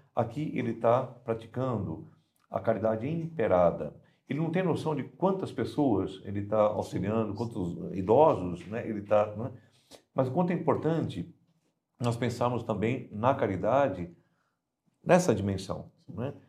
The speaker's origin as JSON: {"language": "Portuguese", "region": "São Paulo", "country": "Brazil", "tie": "born or raised there", "moved": "yes", "said": "eu sou natural de São Paulo"}